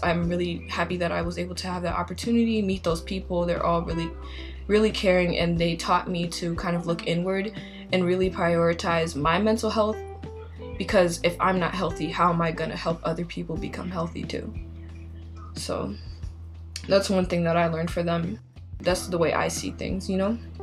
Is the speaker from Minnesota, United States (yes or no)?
yes; Minnesota, United States; I'm from Minnesota.